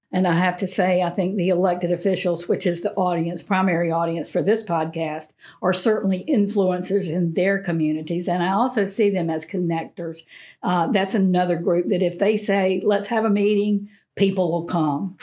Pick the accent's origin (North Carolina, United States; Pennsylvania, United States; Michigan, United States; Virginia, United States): North Carolina, United States; Eastern; growing up in Eastern North Carolina.